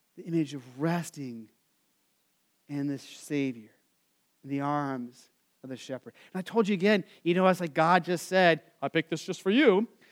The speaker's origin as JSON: {"language": "English", "region": "Arizona", "country": "United States", "tie": "born or raised there", "said": "I grew up in Arizona"}